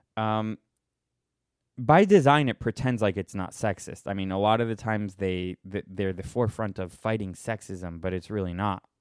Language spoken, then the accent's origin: English; Boston, Massachusetts, United States; I'm from Boston